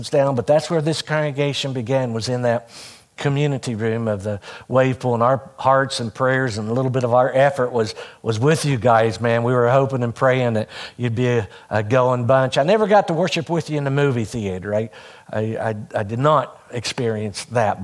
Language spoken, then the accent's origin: English; Hurricane, West Virginia, United States; moved away as an adult; also born or lived in Ohio; now in West Virginia, United States; I grew up out on Coal Mountain, but I lived just across the Putnam County line. So I went all 12 years of school to Hurricane